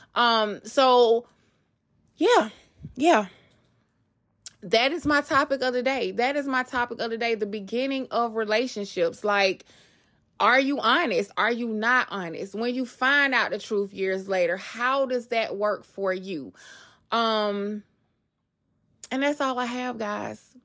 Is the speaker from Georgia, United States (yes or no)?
yes; Atlanta, Georgia, United States; moved away; also born or lived in Queens, New York; I grew up in Atlanta, Georgia